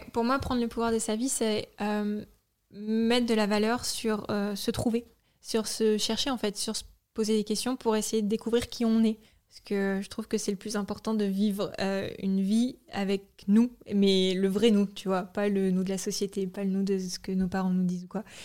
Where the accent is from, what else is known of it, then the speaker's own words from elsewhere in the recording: Normandy, France; moved away; also born or lived in Paris; on vient de Normandie